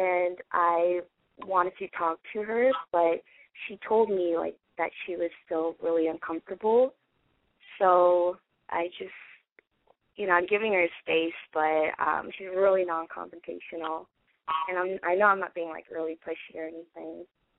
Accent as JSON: {"language": "English", "town": "Los Angeles", "region": "California", "country": "United States", "said": "Hi, I'm just going to go by …, and I'm 22, and I'm from Los Angeles."}